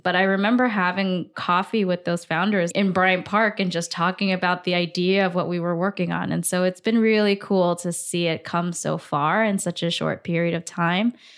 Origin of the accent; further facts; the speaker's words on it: Singapore; moved away as an adult; also born or lived in Hong Kong; now in New York City, United States; I grew up in Singapore.